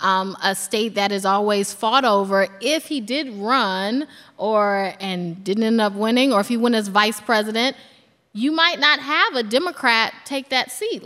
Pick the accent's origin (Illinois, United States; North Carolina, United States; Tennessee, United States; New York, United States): North Carolina, United States; Durham; moved away; I'm from Durham, North Carolina, and so there are certain words that don't just roll off my tongue and certain names.